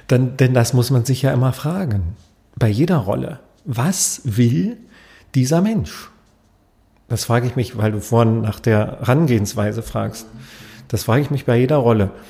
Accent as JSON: {"language": "German", "region": "Berlin", "country": "Germany", "said": "Aber ich bin jetzt kein Wiener und ich bin als Berliner wahrscheinlich auch ziemlich weit weg von einem Wiener."}